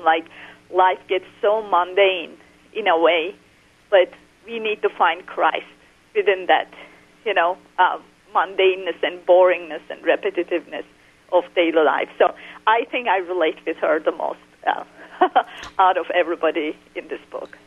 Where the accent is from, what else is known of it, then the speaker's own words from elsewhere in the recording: Turkey; moved away; I was raised in Muslim Turkey